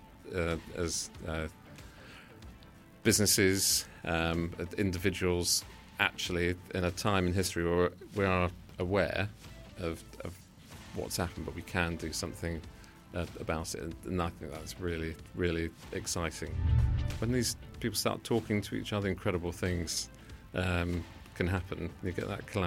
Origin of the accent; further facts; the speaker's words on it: London, United Kingdom; also born or lived in Brighton; I was born in Wandsworth in London.